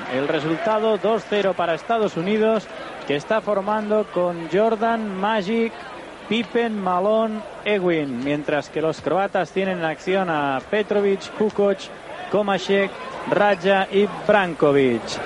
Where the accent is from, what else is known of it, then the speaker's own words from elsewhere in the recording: Tarragona, Catalonia, Spain; a mí me pilla esto con 11 años, ya una edad muy razonable para saber lo que estaba pasando al lado de mi casa, yo soy de Tarragona